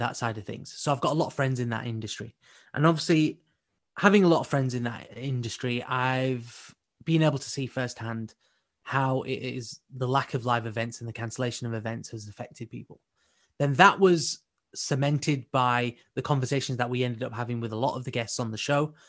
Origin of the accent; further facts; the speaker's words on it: United Kingdom; our community as British Asians